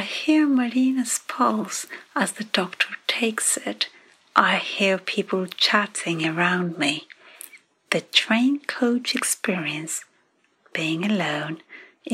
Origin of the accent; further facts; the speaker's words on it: Athens, Attica, Greece; now in London, United Kingdom; I come from Athens.